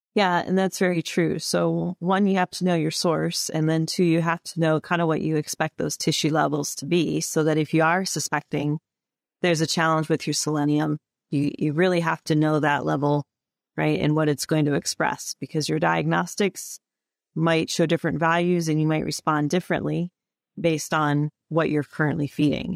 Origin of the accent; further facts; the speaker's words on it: Illinois, United States; we grew up in Illinois, so we had to learn those or, or read those growing up through our, our schooling